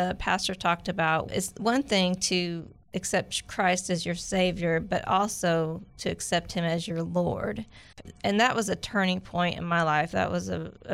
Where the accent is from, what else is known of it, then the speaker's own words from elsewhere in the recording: Denver, Colorado, United States; I was born in Denver, Colorado